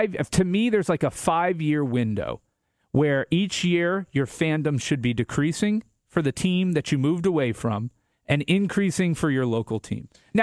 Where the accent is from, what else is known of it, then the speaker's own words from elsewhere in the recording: Tampa, Florida, United States; I'm from Tampa